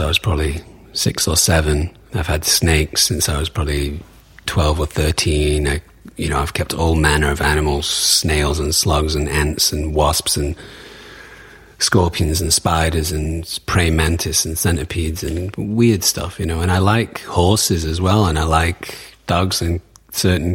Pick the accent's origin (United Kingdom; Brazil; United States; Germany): United Kingdom; Manchester, North West England; moved away; I come from Manchester.